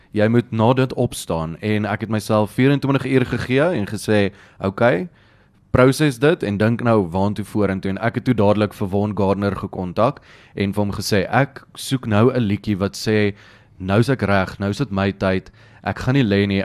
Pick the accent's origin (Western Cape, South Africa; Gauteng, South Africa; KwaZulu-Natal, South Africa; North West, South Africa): Gauteng, South Africa; Pretoria; Ek's van Pretoria af, my hele lewe lank in Pretoria groot geword, daar gebly, Dit's my my tuisdorp